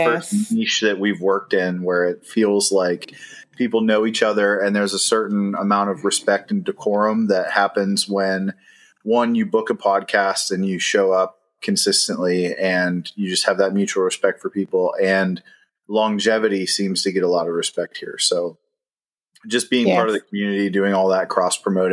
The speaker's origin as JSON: {"language": "English", "region": "Ohio", "country": "United States", "moved": "as an adult", "lives_now": "Charlotte, United States", "said": "We're originally from Ohio"}